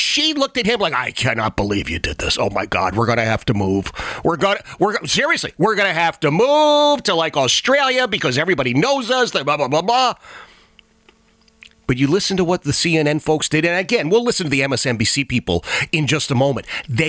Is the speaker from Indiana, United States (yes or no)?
no; Virginia, United States; Winsome Sears was just elected the lieutenant governor of my home state of Virginia.